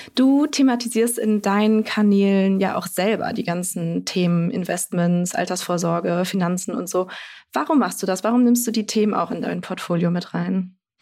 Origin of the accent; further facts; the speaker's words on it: Bremen, Germany; moved away; ich bin äh, in Bremen aufgewachsen, meine Mama wohnt da noch